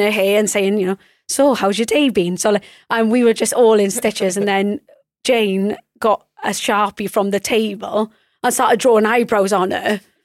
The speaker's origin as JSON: {"language": "English", "region": "Wales", "country": "United Kingdom", "said": "as a Welsh person."}